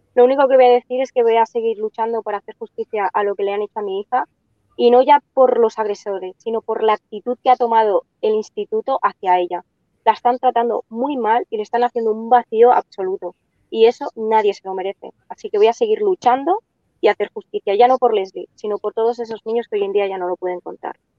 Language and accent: Spanish; Catalonia, Spain; nosotros somos catalanes, nacimos aquí y nosotros hablamos bien el catalán